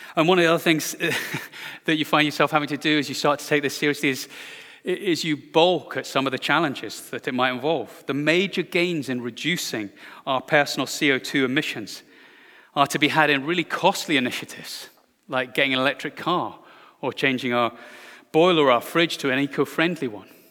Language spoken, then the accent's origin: English; Glasgow, Scotland, United Kingdom; my hometown of Glasgow